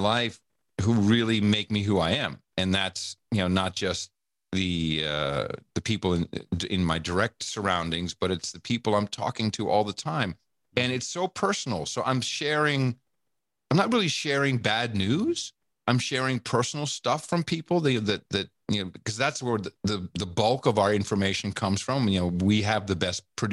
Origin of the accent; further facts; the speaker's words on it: Amsterdam, North Holland, Netherlands; moved away; also born or lived in United States; I grew up with that. I grew up in Amsterdam